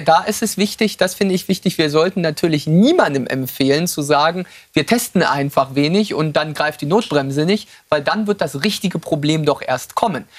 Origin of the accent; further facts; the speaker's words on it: Western Pomerania, Mecklenburg-Vorpommern, Germany; in meiner Heimat in Vorpommern